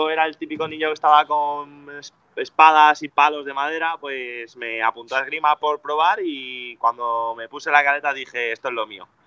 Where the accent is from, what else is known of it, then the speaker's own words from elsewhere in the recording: Burgos, Castile and León, Spain; soy de Burgos